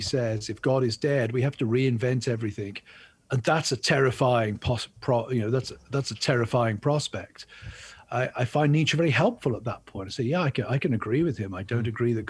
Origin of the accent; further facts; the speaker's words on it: England, United Kingdom; now in United States; I'm English